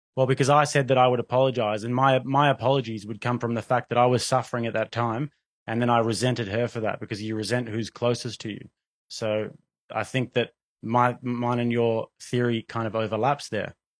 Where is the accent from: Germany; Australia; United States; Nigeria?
Australia; moved away; growing up in Australia